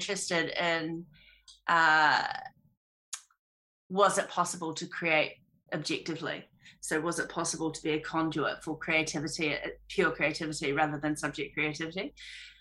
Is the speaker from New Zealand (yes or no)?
yes; Auckland, New Zealand; I grew up on a farm in South Auckland, Tamaki Makaurau